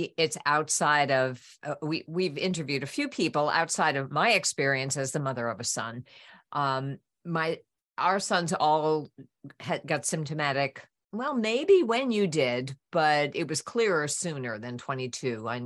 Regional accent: New York, United States; I'm a New Yorker too.

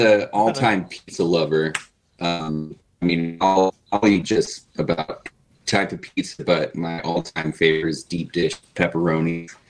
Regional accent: Chicago, Illinois, United States; also born or lived in Naperville, Illinois; I grew up in around Chicago. Canaryville and then Naperville.

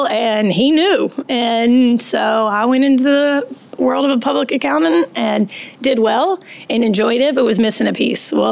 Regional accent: 30-45 minutes from Virginia Tech, United States; now in Cary, United States; I was raised in Virginia. Um, about 30, 45 minutes from Virginia Tech, so oh, right in the mountains, and it's equally as beautiful there.

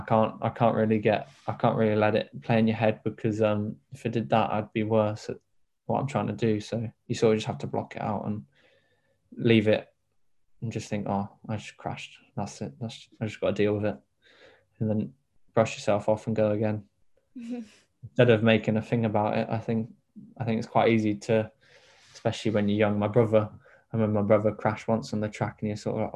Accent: Devon, South West England, United Kingdom; my home city

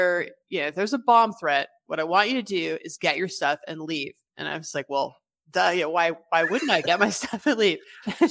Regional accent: California, United States; moved away; I grew up in California, so I didn't really realize how different they were until I moved.

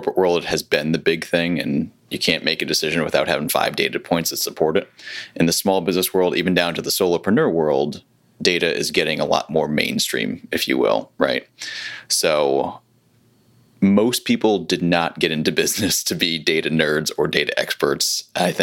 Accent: Connecticut, United States; now in Charlotte, United States; I'm originally from Connecticut

